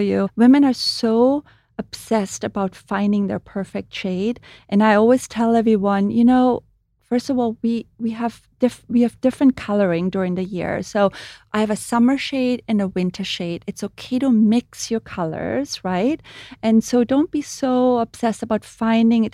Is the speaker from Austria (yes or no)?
yes; Austria; English is a second language; moved away as an adult; now in United States; I grew up in Europe and I grew up with body oil